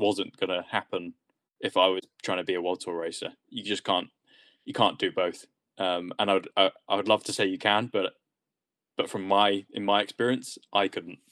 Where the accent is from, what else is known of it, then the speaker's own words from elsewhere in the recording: England, United Kingdom; being English